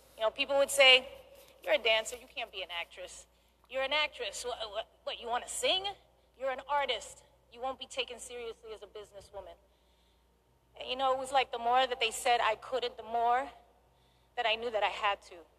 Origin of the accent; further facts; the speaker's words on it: New York, United States; From being a little girl growing up in the Bronx in New York